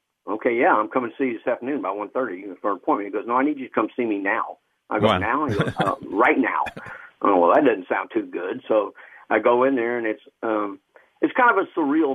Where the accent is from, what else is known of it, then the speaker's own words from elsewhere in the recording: Killeen, Texas, United States; also born or lived in Austin, Texas; my parents met, you know, and then I guess they moved up here because my father was an optician and moved up to Killeen, and when I was 5 months old, so I basically grew up here